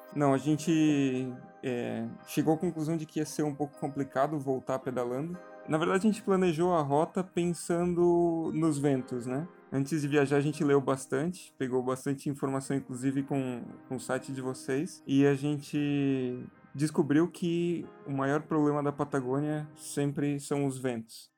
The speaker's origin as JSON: {"language": "Portuguese", "town": "Blumenau", "region": "Santa Catarina", "country": "Brazil", "said": "a gente é de Blumenau, Santa Catarina"}